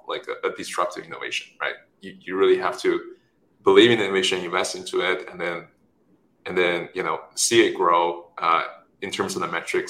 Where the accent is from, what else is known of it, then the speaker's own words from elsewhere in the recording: China; moved away; also born or lived in Stanford; I was born in China, raised there